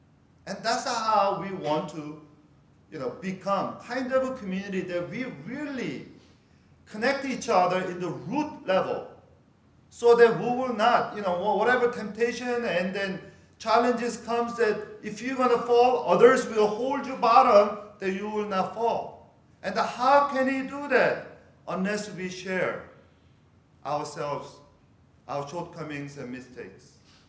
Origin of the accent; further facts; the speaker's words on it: California, United States; because I'm from Northern California. I'm a Bay Area guy.